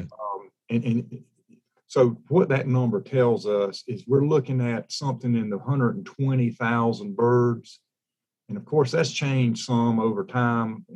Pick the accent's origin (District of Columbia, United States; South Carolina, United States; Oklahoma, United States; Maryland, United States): South Carolina, United States; also born or lived in Florida / Texas; I'm from South Carolina, Pete. Um, spent most of my uh, 57 years in the state spent a little time in Florida. Actually, graduated from high school out in Texas